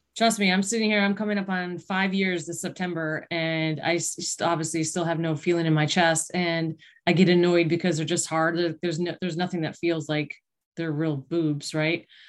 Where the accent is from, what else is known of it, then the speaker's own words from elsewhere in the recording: East Aurora, New York, United States; I grew up in East Aurora outside of Buffalo.